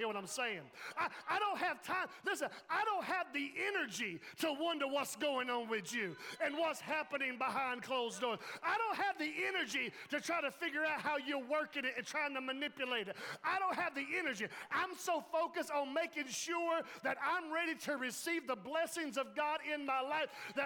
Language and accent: English; Laurinburg, North Carolina, United States; we're from the Laurinburg